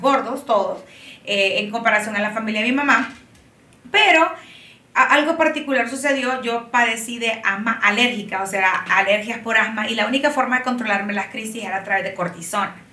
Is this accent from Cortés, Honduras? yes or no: no; Tegucigalpa, Francisco Morazán, Honduras; soy de Tegucigalpa, ah, nací en Honduras y vivo aquí también